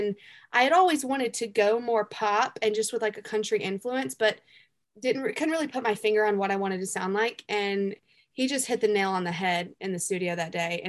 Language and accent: English; the South, United States; I'm from the South. Like some people say, I talk like a hick